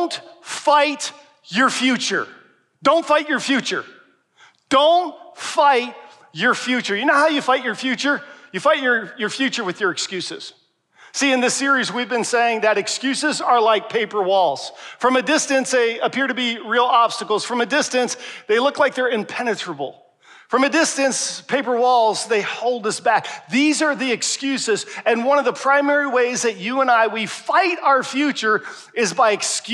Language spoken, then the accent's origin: English; Pennsylvania, United States; moved away; Pennsylvania's my home state